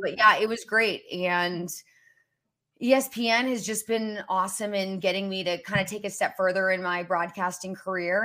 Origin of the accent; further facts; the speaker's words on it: Indianapolis, Indiana, United States; moved away; also born or lived in West Virginia / Kansas City, Missouri; my hometown of Indianapolis